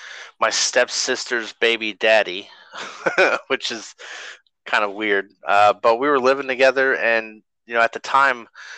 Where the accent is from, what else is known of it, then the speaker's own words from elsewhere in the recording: North Carolina, United States; also born or lived in Arkansas; I was born in Arkansas, but we moved to North Carolina when I was 1